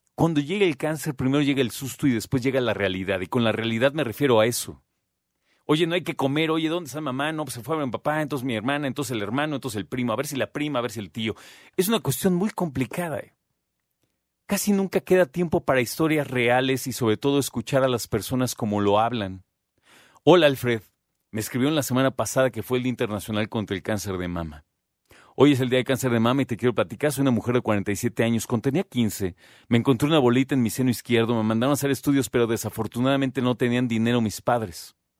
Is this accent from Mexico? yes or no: yes; Mexico